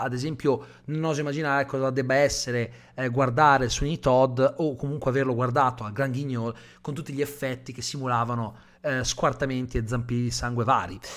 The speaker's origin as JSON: {"language": "Italian", "region": "Calabria", "country": "Italy", "said": "io sono calabrese"}